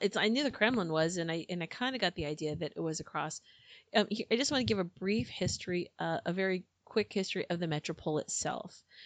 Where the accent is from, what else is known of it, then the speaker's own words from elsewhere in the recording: United States; I'm American